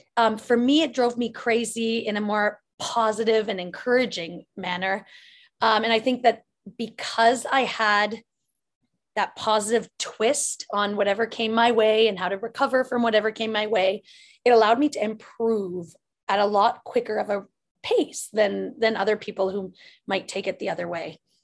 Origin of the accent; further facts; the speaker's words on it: Lively, Ontario, Canada; when I was growing up in my hometown called Lively, Ontario